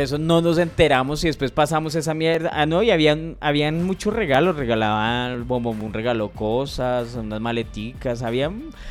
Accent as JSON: {"language": "Spanish", "region": "Bogotá", "country": "Colombia", "said": "yo soy rolo"}